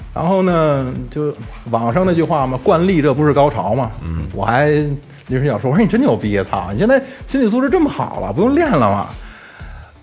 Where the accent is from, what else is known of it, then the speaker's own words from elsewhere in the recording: Beijing, China; 咱们北京话